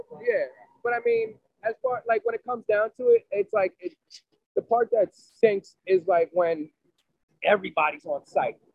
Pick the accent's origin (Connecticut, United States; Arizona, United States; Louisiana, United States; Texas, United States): Connecticut, United States; Fairfield County; also born or lived in Port Chester; now in West Haven, United States; Yeah, I'm originally from Fairfield